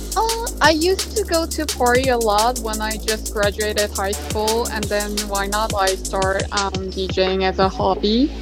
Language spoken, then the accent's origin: English; South Korea; moved away; I was born and raised in South Korea